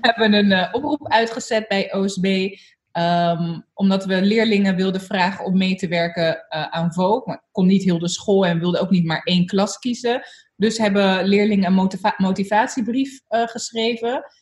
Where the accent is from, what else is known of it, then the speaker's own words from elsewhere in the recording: Zoetermeer, South Holland, Netherlands; Ik ben opgegroeid in Soetermeer, eh, in een hele witte wijk